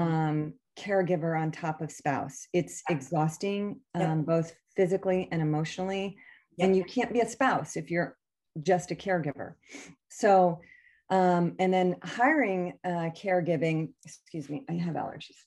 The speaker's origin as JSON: {"language": "English", "region": "Connecticut", "country": "United States", "tie": "born or raised there", "said": "we grew up in Connecticut"}